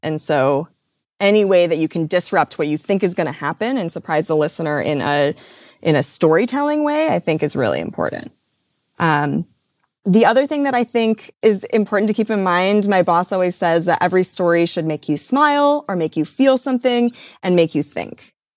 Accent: Midwest, United States; I grew up in the Midwest

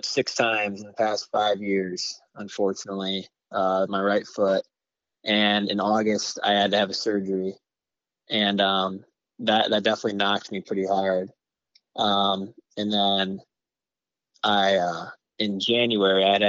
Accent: Howell, Michigan, United States; I'm from Howell, Michigan

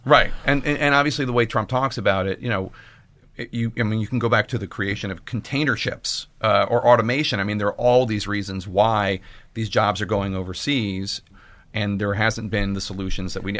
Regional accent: Philadelphia, Pennsylvania, United States; I'm from Philadelphia

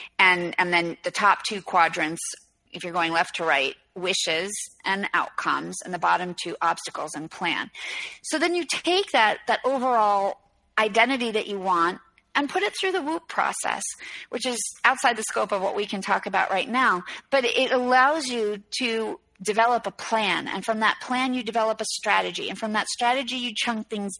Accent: New York City, New York, United States; I'm from New York City and my mom's an artist

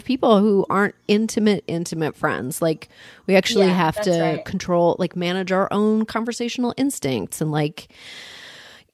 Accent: Toronto, Ontario, Canada; I grew up in Canada, in Toronto.

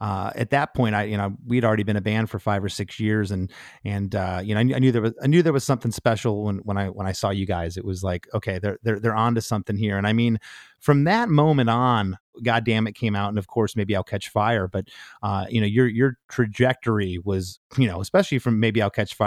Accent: Detroit, Michigan, United States; I'm from Detroit.

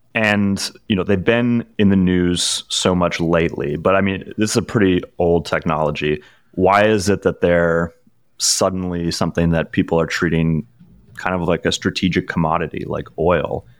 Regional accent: Ottawa, Ontario, Canada; moved away; I grew up in Ottawa

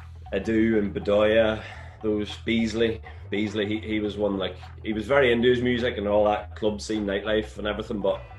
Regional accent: Northern Ireland, United Kingdom; I am from Northern Ireland.

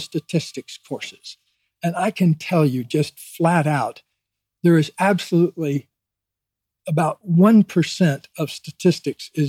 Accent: Deep South, United States; I grew up in the Deep South in a town of 10,000 people

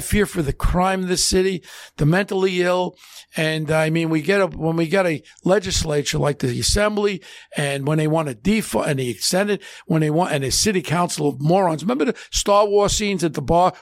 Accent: United States; I'm an American. My mother's born in Catania, Sicily. My father's in Tri-, I'm a first gen

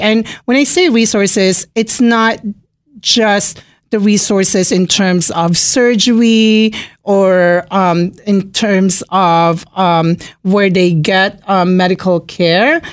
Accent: Philippines; now in Springfield, Virginia, United States; I'm from the Philippines, born and raised in the Philippines

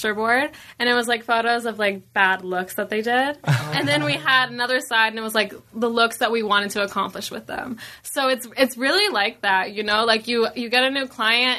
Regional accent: Georgia, United States; now in Los Angeles, United States; I grew up in Georgia

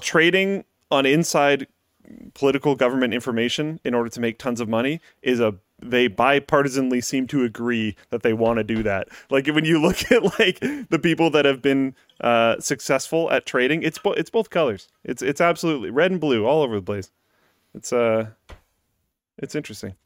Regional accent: Canada; speaking as a Canadian

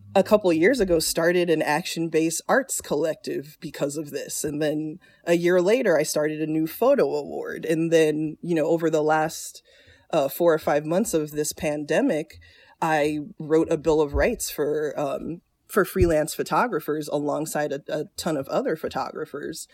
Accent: South Florida, United States; moved away as an adult; also born or lived in Chicago / North Carolina; I grew up in South Florida.

